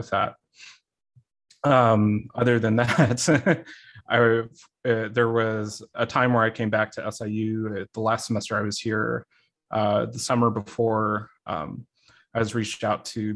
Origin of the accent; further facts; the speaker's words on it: Springfield, Illinois, United States; moved away as an adult; now in Missouri, United States; I'm originally from Springfield, Illinois. I lived and grew up there my entire life